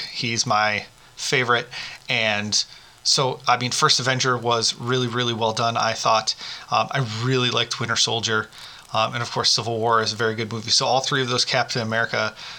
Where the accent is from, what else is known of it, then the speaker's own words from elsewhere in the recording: Bronx, New York, United States; Is it only because I'm from Bronx doesn't sound right without it?